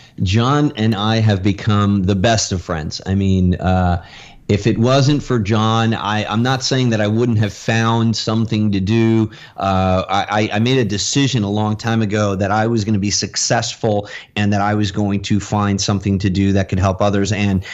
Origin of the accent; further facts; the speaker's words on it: New York, United States; When I came to Florida from New York, it was culture shock, because I just had to find a way to make some money.